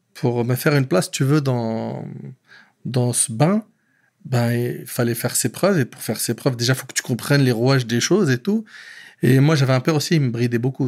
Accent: Paris, Île-de-France, France; born or raised there; also born or lived in Aubervilliers

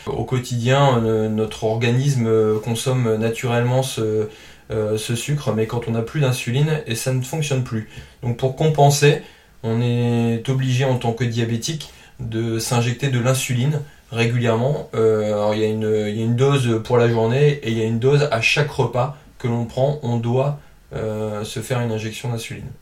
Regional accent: Calais, Hauts-de-France, France; also born or lived in Lille suburbs; now in Lille, France; je viens de la région du Nord, je suis originaire de Calais.

